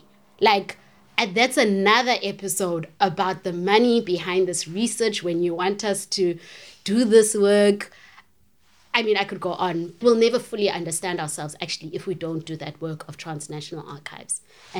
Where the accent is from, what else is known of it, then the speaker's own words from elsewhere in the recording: East London, Eastern Cape, South Africa; I'm from East London